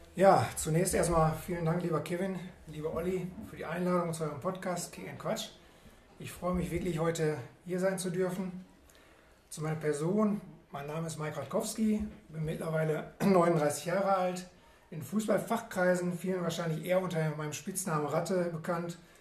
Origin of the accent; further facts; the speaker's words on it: Oberhausen, North Rhine-Westphalia, Germany; als gebürtiger Oberhausener